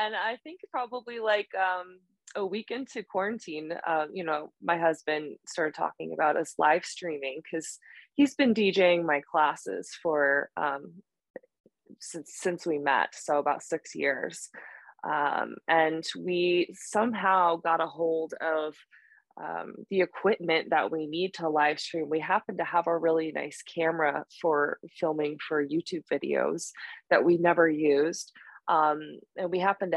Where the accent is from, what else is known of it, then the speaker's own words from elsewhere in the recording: Boulder, Colorado, United States; now in Denver, United States; I live in Denver and I grew up in Boulder